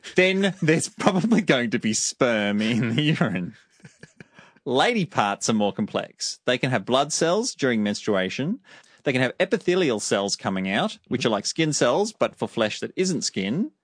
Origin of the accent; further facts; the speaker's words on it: Australia; I'm from Australia.